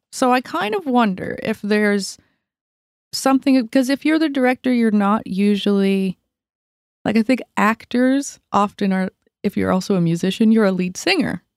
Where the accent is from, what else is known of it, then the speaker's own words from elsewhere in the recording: Yarmouth, Nova Scotia, Canada; moved away; I grew up in Yarm-, Yarmouth, Nova Scotia, South Shore of Nova Scotia